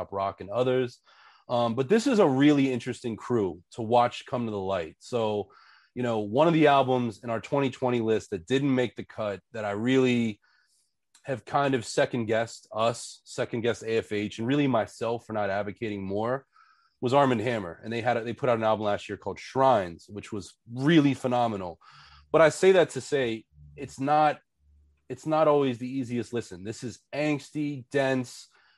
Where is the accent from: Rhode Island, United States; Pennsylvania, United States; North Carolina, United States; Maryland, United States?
Pennsylvania, United States; Pittsburgh; I'm from Pittsburgh